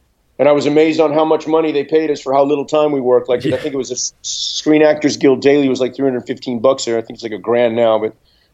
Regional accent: Houston, Texas, United States; my hometown, Houston, back in like 85, 86

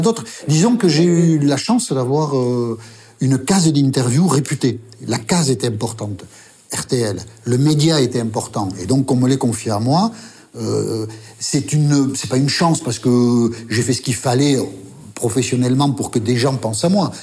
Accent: France; accent: Basque; moved away as an adult; also born or lived in Paris; Je viens d'arriver à Paris, je suis journaliste, elle a dû entendre mon accent basque

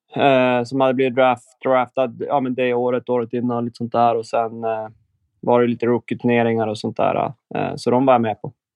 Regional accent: Umeå, Västerbotten County, Sweden; now in Switzerland; hemma i Umeå

